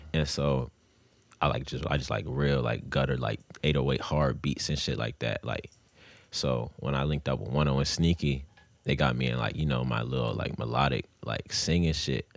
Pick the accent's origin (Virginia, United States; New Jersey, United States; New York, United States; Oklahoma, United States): Virginia, United States; Grafton; also born or lived in Tampa, Florida; I came down here when I was mad young